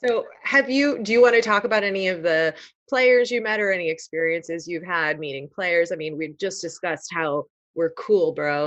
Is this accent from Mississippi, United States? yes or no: no; Chicago, Illinois, United States; I'm from Chicago